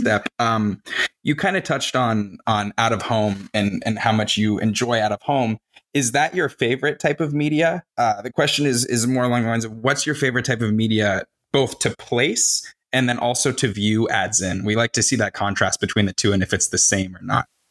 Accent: Arizona, United States; I I grew up in Arizona and I've spent the majority of my life here

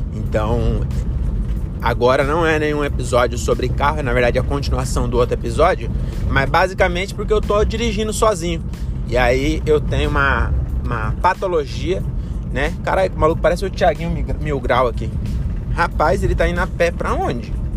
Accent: Francisco Morato, São Paulo, Brazil; moved away as an adult; now in Cajamar, Brazil; eu sou de Francisco Morato

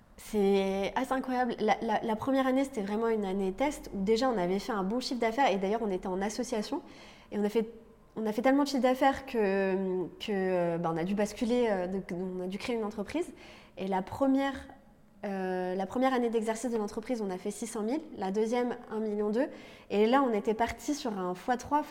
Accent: Lorraine, Grand Est, France; moved away; also born or lived in Paris; je viens de Lorraine à la base

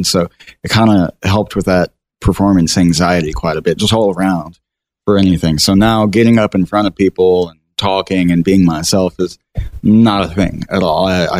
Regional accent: Hooks, Texas, United States; So I was born and raised around the Texarkana area, a little town called Hooks, Texas.

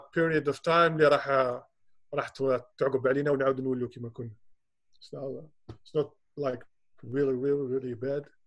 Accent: Algeria; حنا حنا عندنا في الجزائر

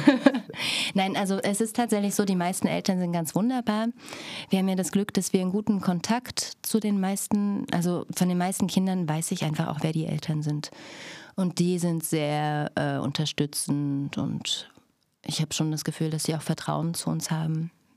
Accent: Stadtroda, Thuringia, Germany; moved away as an adult; also born or lived in Berlin; now in Cottbus, Germany; ich lebte in Stadtroda, bin dort zur Schule gegangen

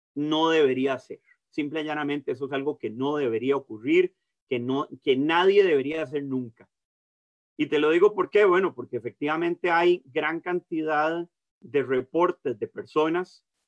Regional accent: San José, Costa Rica; also born or lived in Caribbean side of Costa Rica; soy de San José, pues de tener la, oportunidad de criarme, eh, pues de viajando por todo el país con mi papá

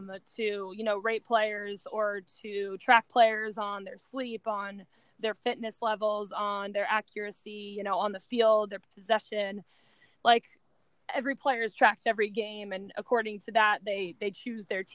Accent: United States

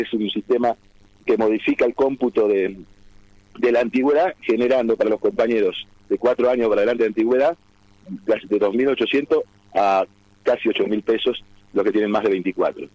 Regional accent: Argentina; now in Santa Fe, Argentina

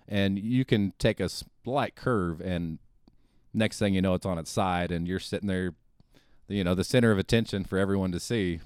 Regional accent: North Kansas City, Missouri, United States; also born or lived in Springfield; I think about first grade, maybe, up until graduating from high school, I was in, uh, the North Kansas City area

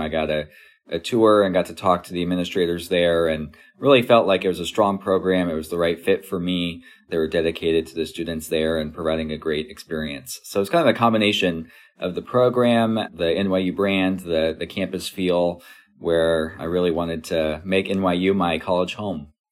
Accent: Kansas City, United States; moved away as an adult; also born or lived in New York; was able to land a job at the Kansas City Royals and able to go back to my hometown and work for my hometown team

